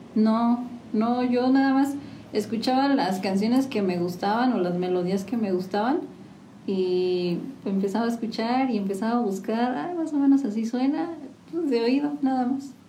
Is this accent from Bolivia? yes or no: no; San Juan del Río, Querétaro, Mexico; Soy originaria de aquí de San Juan del Río